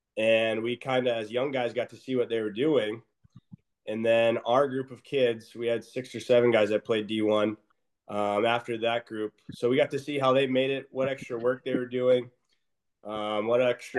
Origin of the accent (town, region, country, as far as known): Brainerd, Minnesota, United States; born or raised there